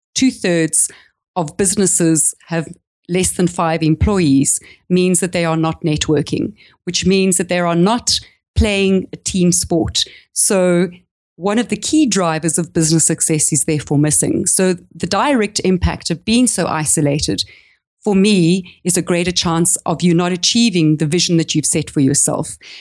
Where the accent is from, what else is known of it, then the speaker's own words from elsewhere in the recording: South Africa; accent: South African; moved away as an adult; I'm actually South African, if you can hear it by my accent, but I've, I haven't lived in the country for fifteen years.